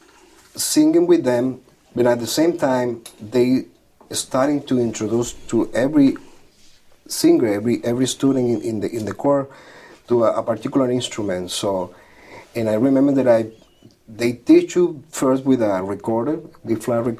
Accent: Villa de Cura, Aragua, Venezuela; moved away as an adult; now in New York, United States; grew up in a very small town in Venezuela, Villa de Cura, which is about 2.5 hours from Caracas

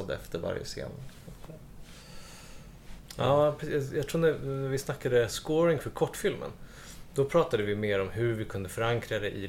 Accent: Stockholm, Stockholm County, Sweden; Nej, jag är från Aspudden men jag har bott precis där vid Ringside-grillen nu sedan 13 år tillbaka. Men Aspudden är nästan Söder.

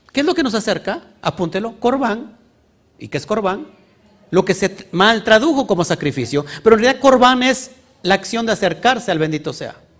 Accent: Orizaba Valley, Veracruz, Mexico; Somos del estado de Veracruz, del Valle de Orizaba, el Valle Profético.

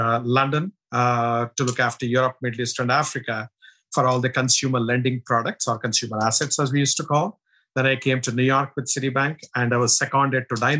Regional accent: India; moved away; I'm originally from India, as you can make out from my accent and looks

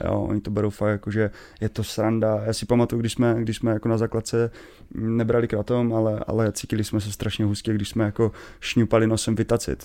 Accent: Český Těšín, Moravian-Silesian Region, Czechia; já pocházím z Těšina

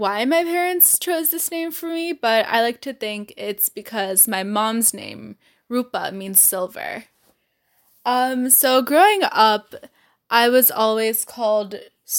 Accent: Novi, Michigan, United States; I'm from Novi

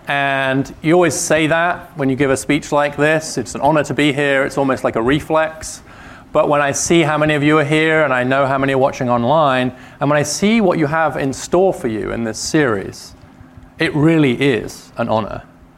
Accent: Tennessee, United States; now in Washington, United States; If you hear something odd in the way I'm talking, it is because I am from East Tennessee. I actually am from East Tennessee. Now, having spent many years in DC and before that in various policy jobs in government in the UK and in think tanks.

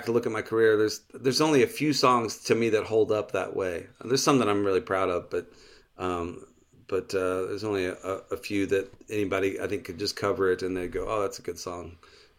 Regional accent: Texas, United States; I grew up in just outside of Houston, and I would go visit him pretty regularly.

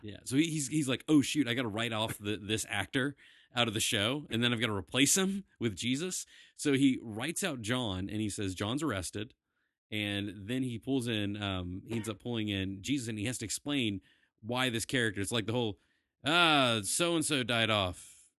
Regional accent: the South, United States; we are from the South

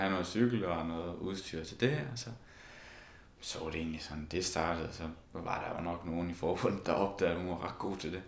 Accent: Esbjerg, Southern Denmark, Denmark; moved away; vi kommer jo alle sammen fra Esbjerg

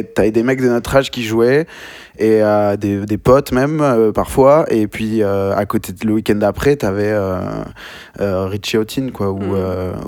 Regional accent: Bordeaux, Nouvelle-Aquitaine, France; moved away as an adult; also born or lived in Bayonne; now in Paris, France; je viens de Bordeaux. J'ai passé beaucoup de temps là-bas

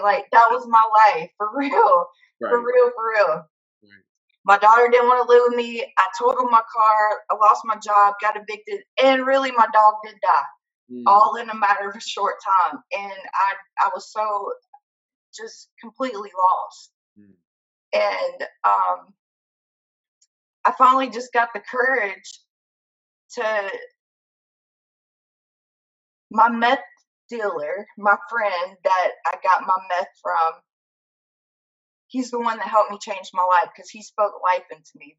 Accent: Hattiesburg, Mississippi, United States; I grew up in South Mississippi

